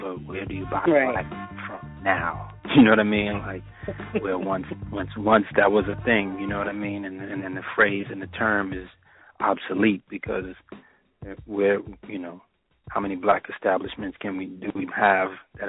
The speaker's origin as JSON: {"language": "English", "town": "New York City", "region": "New York", "country": "United States", "tie": "born or raised there", "also_born_or_lived": "Harlem, New York", "said": "I was born in Presbyterian Hospital. You know, my family was down here. I was raised in the Bronx."}